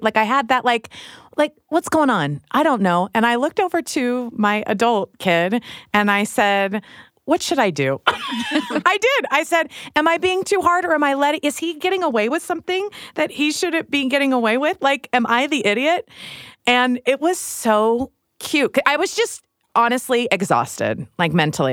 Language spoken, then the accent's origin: English; Midwest, United States; I grew up in the Midwest